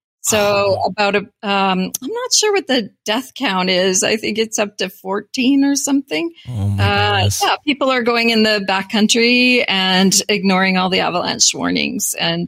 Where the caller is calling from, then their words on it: Gibsons, British Columbia, Canada; I am calling from Gibson's, BC. It's not an island. Yeah, British Columbia.